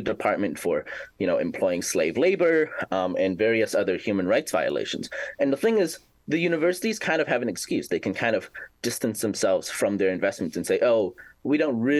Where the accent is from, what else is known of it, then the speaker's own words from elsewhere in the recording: Canada; moved away as an adult; now in Washington, D.C., United States; I'm a Canadian student studying international relations here in the heart of Washington, D.C.